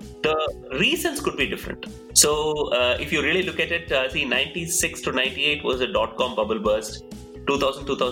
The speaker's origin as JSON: {"language": "English", "town": "Coimbatore", "region": "Tamil Nadu", "country": "India", "also_born_or_lived": "Bangalore, India / California, United States", "moved": "as an adult", "said": "I come from Coimbatore, so moved to Bangalore, which was a big city for me then"}